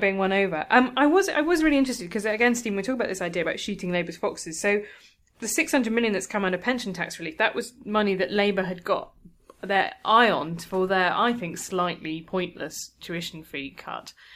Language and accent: English; London, United Kingdom; as a Londoner